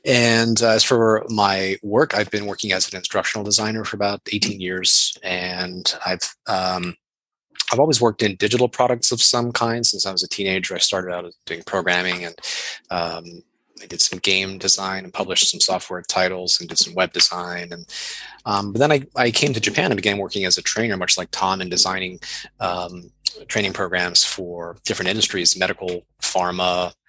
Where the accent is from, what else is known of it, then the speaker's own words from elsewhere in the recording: Canada; also born or lived in United States / Germany / Australia; I'm originally Canadian. I've lived in the United States, Germany, Australia.